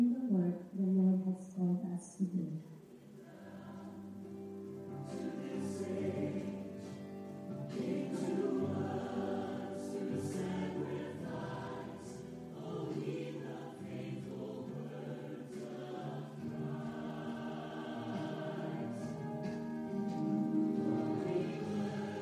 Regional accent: Philippines; I was born and raised in the Philippines

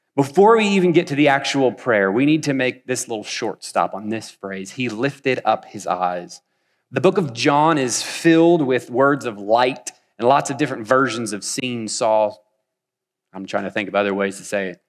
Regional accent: Wichita, Kansas, United States; moved away as an adult; also born or lived in North Carolina; now in Wichita, United States; I'm originally from Wichita. We've been gone about ten years

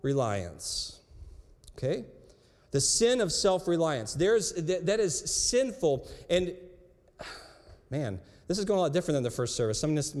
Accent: United States; I grew up in America

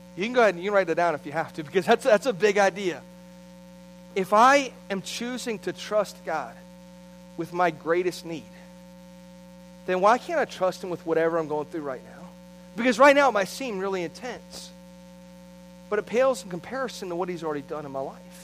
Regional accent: St. Petersburg-Clearwater area, Gulf Coast, Florida, United States; I grew up on the Gulf Coast in the St. Pete Clearwater area

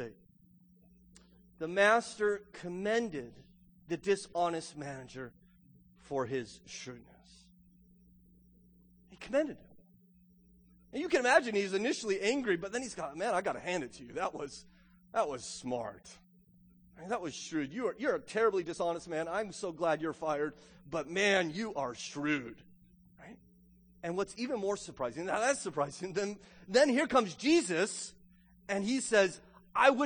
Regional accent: United States; also born or lived in Loudoun County, Virginia; as an American

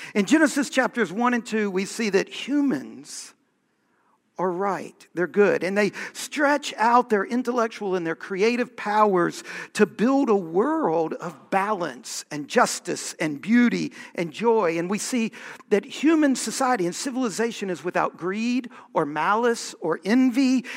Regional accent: Virginia, United States; we were raised being taught American history, right? And being taught Virginia history

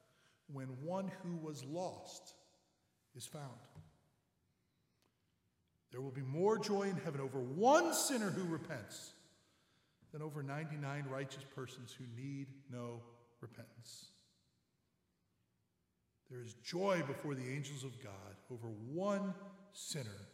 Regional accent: St. Louis, Missouri, United States; my hometown of St. Louis

